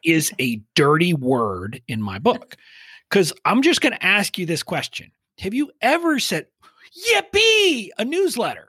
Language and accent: English; five miles from the Mexican border, Texas, United States; I grew up five miles from the Mexican border, so I didn't really have a Texas accent